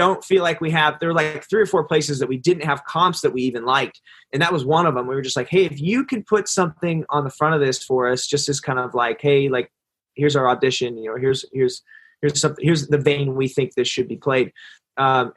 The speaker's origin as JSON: {"language": "English", "area": "Central Valley", "region": "California", "country": "United States", "tie": "born or raised there", "said": "Esh and I, we grew up in the Central Valley"}